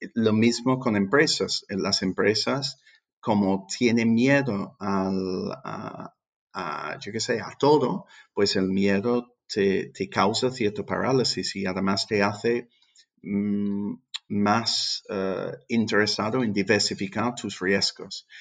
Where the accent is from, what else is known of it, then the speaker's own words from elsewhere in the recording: England, United Kingdom; Spanish is a second language; moved away as an adult; also born or lived in London; now in Seville, Spain; yo soy inglés